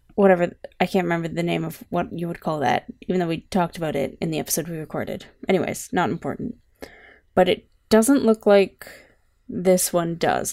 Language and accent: English; Canada; I'm Canadian, not American.